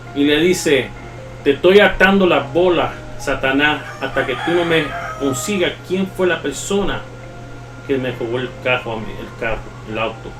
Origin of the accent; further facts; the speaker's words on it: New York, United States; accent: Puerto Rican-like Spanish; Yo me crié en la 187 y Otter. Para allá arriba. Al lado del Bronx